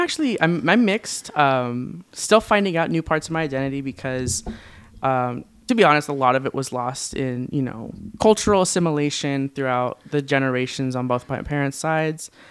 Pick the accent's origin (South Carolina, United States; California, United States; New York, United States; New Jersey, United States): California, United States; Orange County; born and raised in Orange County, California.